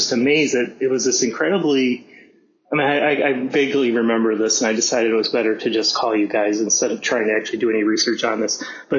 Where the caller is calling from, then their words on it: Shanghai, China; calling from Shanghai, China.